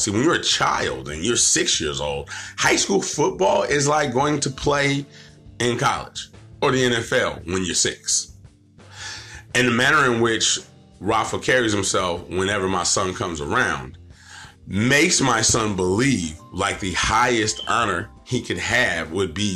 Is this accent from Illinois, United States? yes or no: no; Stockton, California, United States; I'm originally from Stockton. I'm Eastside kid, Eastside Stockton